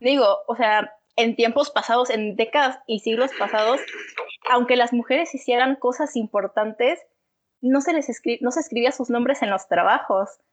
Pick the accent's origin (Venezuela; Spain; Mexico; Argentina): Mexico; todo el machismo que tenemos como sociedad, todo este machismo como sociedad mexicana